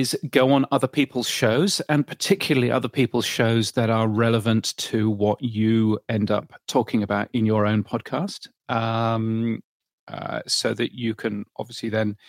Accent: Ireland; You see, I've learned something about my home country there.

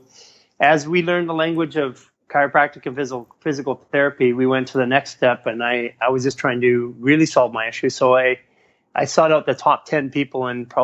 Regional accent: Vancouver, British Columbia, Canada; now in Los Angeles, United States; I'm from Canada originally, and in Vancouver, we're a bit more liberal in all aspects of things.

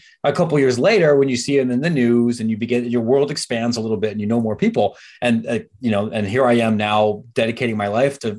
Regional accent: outside of Columbus, Ohio, United States; I grew up outside of Columbus, Ohio.

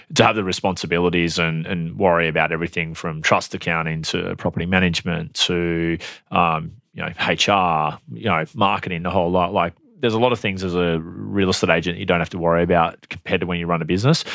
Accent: Airlie Beach, Queensland, Australia; born or raised there; also born or lived in Tamworth, New South Wales; now in Brisbane, Australia

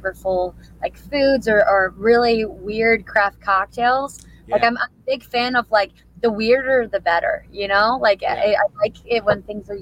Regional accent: Sandusky, Ohio, United States; moved away as an adult; also born or lived in North Carolina / Calabasas, California; I'm actually from Sandusky, Ohio

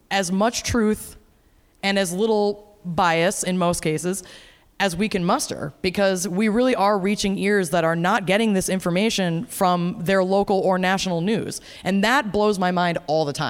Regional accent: Minneapolis, Minnesota, United States; I'm from Minneapolis. I live in Minneapolis.

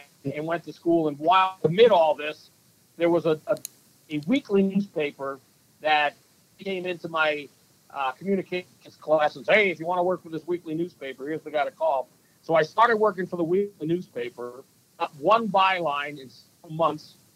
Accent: Jersey Shore, New Jersey, United States; now in Minnesota, United States; I grew up on the Jersey Shore, which was a great place to grow up as a kid.

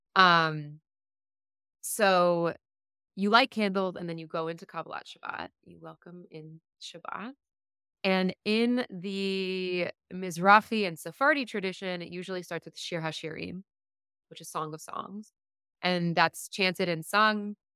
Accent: South Florida, United States; I grew up in South Florida

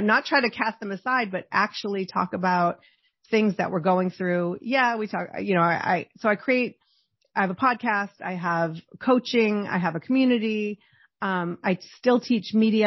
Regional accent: Boston, Massachusetts, United States; I grew up in Boston

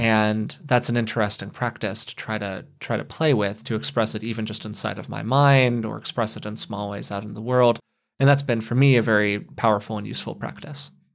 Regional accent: United States; as an American

